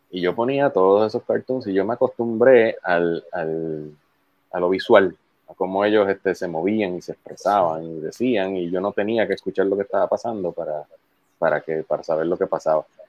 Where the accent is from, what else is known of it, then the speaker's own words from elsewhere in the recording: Puerto Rico; soy boricua